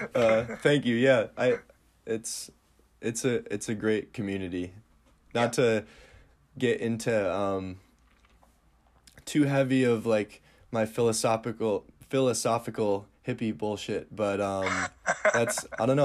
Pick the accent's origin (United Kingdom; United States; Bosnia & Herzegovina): United States; Northern Michigan; where I'm from, Northern Michigan is absolutely beautiful